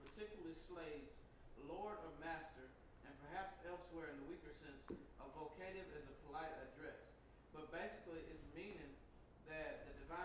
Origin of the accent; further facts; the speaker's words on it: the South, United States; I'm from the South